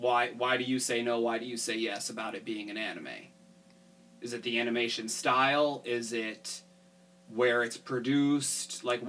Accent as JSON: {"language": "English", "country": "United States", "said": "we're all American?"}